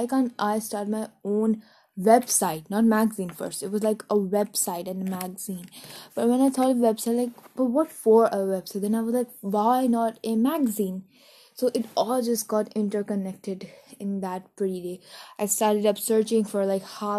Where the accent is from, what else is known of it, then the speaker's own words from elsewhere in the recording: New Delhi, Delhi, India; I'm from India's capital state, Delhi, New Delhi